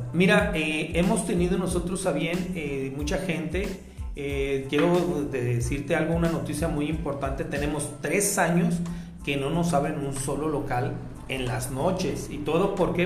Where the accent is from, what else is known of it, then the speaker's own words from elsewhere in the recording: Guadalajara, Jalisco, Mexico; nosotros como tapatíos